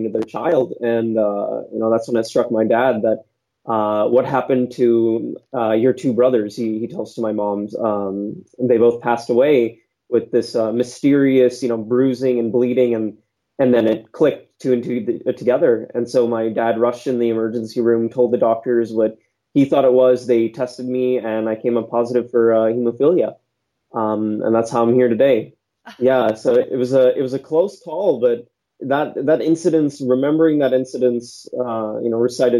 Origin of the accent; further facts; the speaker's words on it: San Jose, California, United States; So I was born and raised in San Jose, California